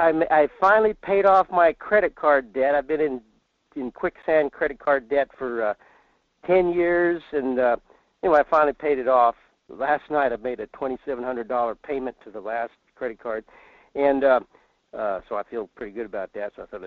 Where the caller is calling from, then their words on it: Fairbanks, Alaska, United States; in Fairbanks.